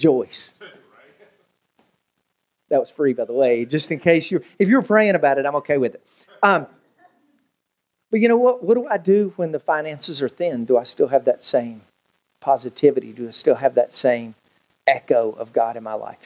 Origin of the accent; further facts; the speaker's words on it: United States; my family, we grew up in on the Virginia-Tennessee line